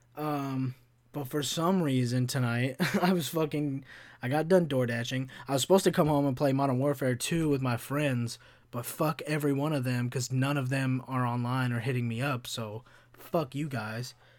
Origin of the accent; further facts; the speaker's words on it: Kentucky, United States; when I grew up in Kentucky